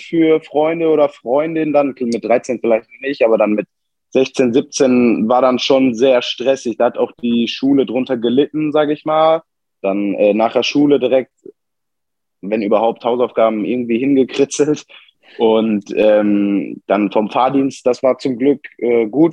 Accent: Bottrop, North Rhine-Westphalia, Germany; geboren in Bottrop am äh, 2.10.2000

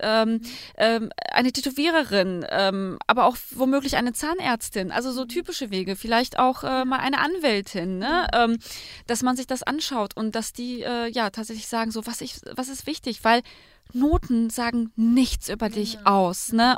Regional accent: Germany; bei uns in Deutschland

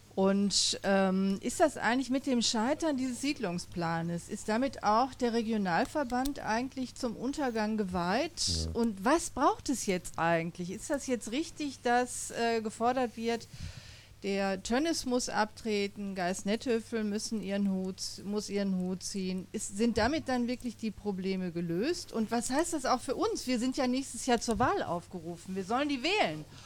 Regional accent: Essen, North Rhine-Westphalia, Germany; ich komme aus Stele

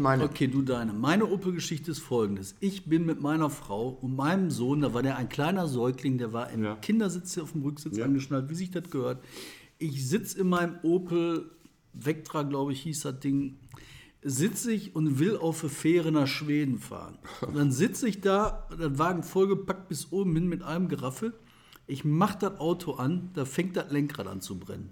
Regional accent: Bottrop, North Rhine-Westphalia, Germany; aus meiner Heimatstadt Bottrop

